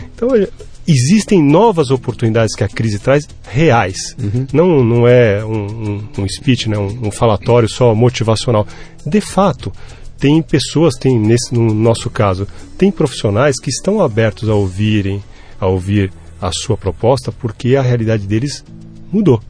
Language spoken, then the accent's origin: Portuguese; Brazil; eu sou um cidadão brasileiro que paga os impostos